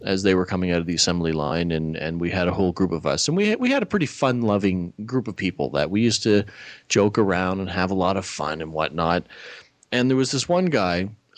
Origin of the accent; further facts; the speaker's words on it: Nova Scotia, Canada; moved away; where I grew up in Nova Scotia